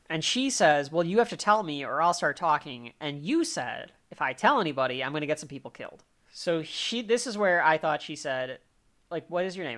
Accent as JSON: {"language": "English", "country": "United States", "said": "I'm also an American"}